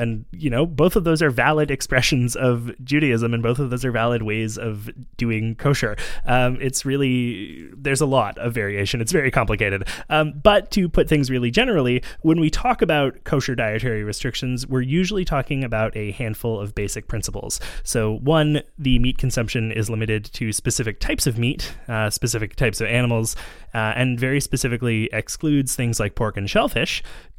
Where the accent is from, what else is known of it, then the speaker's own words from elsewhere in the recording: Montreal, Quebec, Canada; partly because I grew up in Montreal with a lot of Jewish friends and there is a large Jewish population here